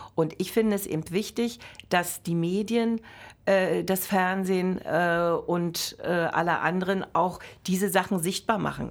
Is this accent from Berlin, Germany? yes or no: yes; Berlin, Germany; also born or lived in Brandenburg; ich bin äh, zum Beispiel von Herzen eine Berlinerin, deren Familie immer zwischen Altmark und Neumark gelebt hat, die letzten 200 Jahre.